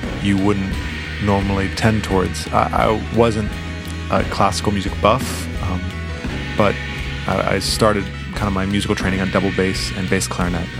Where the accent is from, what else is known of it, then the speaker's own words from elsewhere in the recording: Los Angeles, California, United States; growing up in Los Angeles